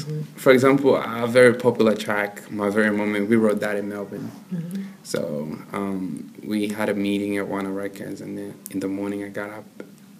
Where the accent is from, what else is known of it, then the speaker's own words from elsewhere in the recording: Zambia; also born or lived in Kinshasa, DR Congo / Zimbabwe; now in Australia; I'm from Congo. Born in Kinshasa, raised in Zambia and Zimbabwe, came to Australia in 2005.